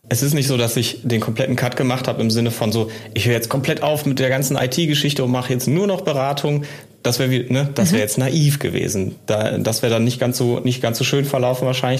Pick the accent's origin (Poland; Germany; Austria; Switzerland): Germany; bei uns in Deutschland